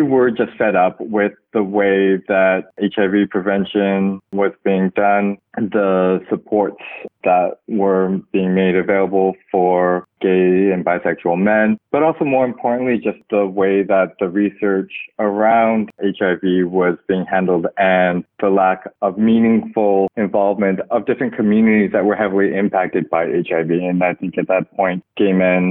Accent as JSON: {"language": "English", "town": "Burnaby", "region": "British Columbia", "country": "Canada", "tie": "born or raised there", "moved": "yes", "lives_now": "Toronto, Canada", "said": "I was born in Canada into a religious family and also quite conservative too. I grew up in Burnaby, just outside of Vancouver"}